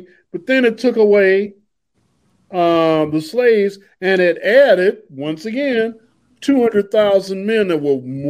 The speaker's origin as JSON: {"language": "English", "town": "Chicago", "region": "Illinois", "country": "United States", "tie": "born or raised there", "said": "My hometown, Chicago."}